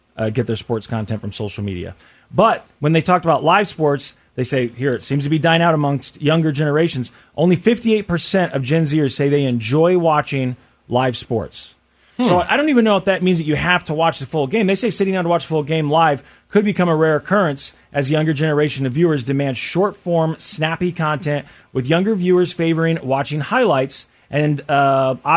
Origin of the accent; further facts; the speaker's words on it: Kansas City, United States; growing up in Kansas City